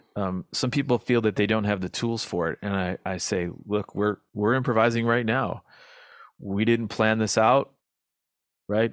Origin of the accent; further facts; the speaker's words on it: United States; as an American